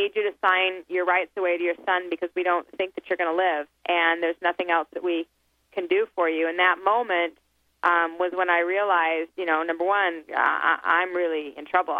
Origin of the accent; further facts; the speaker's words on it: Salt Lake City, Utah, United States; I came from Salt Lake City, Utah, is where I was raised